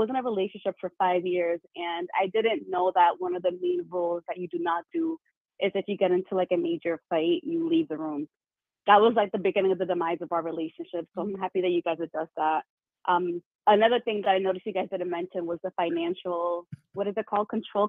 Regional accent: Boston, Massachusetts, United States; I'm from Boston. I'm 35.

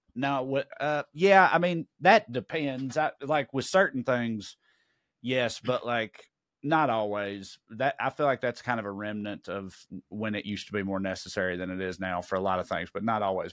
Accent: United States; I'm American

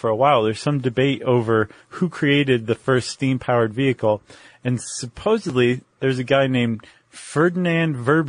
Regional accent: South West England, United Kingdom; I'm from Cornwall.

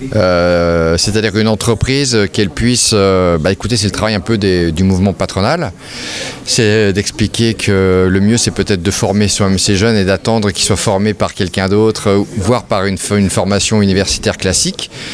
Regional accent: France; Chez nous, en France

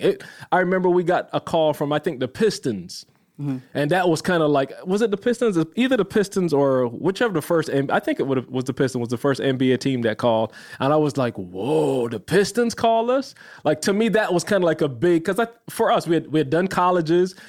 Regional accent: Barbados; moved away; I'm a little kid growing up in Barbados

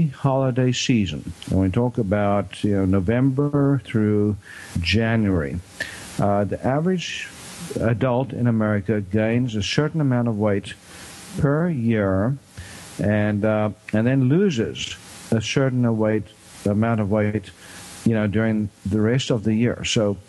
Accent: South Africa; moved away; I'm originally from South Africa

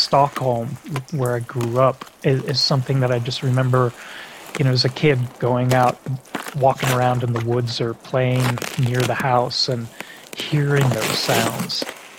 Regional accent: Algeria; So growing up in Algeria as a little kid, where those neural networks of language are forming, speaking English at home, but my parents also spoke French to help me with my homework

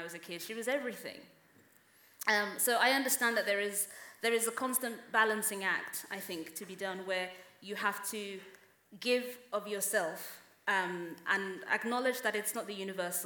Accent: United Kingdom; I am African and I am British

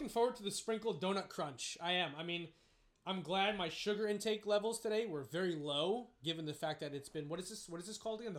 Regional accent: New York City, New York, United States; from the Bronx, baby.

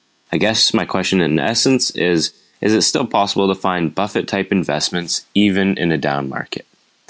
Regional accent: Ontario, Canada; I'm 18 years old and I'm from Ontario, Canada.

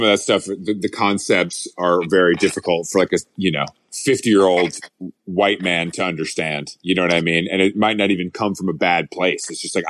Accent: Atlanta, Georgia, United States; I grew up in Atlanta.

